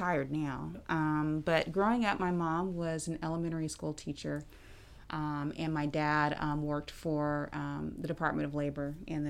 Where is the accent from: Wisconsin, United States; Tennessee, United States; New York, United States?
Tennessee, United States; Memphis; also born or lived in Kansas City, Kansas / Kansas City, Missouri; I actually was born in Kansas City, Kansas, but we lived in Kansas City, Missouri. And lived there for a few years and then moved back to where my family is from, which is Memphis, Tennessee.